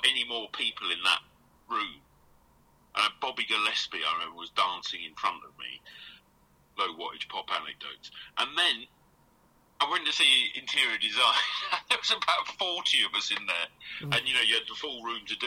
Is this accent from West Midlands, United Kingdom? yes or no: no; Essex, East of England, United Kingdom; I'm from Essex, I live in Southend, I grew up under the sound of the feel-goods